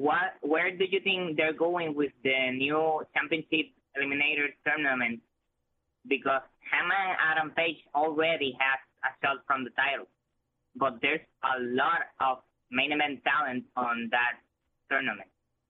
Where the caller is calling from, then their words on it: Puerto Rico; I'm calling from Puerto Rico.